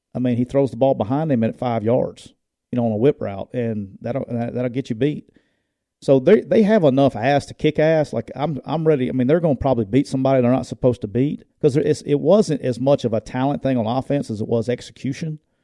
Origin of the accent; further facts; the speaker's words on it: Jacksonville, Alabama, United States; That's my hometown, too, so I got all kinds of love for Jacksonville State, but it's my hometown